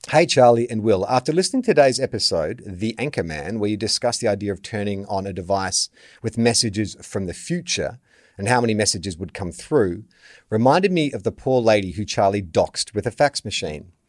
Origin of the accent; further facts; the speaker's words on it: Australia; I'm a white Australian, so chances are there's some Irish in there somewhere.